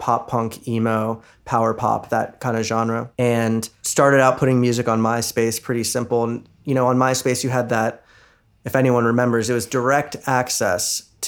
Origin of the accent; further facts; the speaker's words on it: Virginia, United States; moved away as an adult; now in Los Angeles, United States; I'm originally from Virginia. I lived there most of my life. I went to college there and I had a band there. And then I've been in LA for almost 9 years now doing music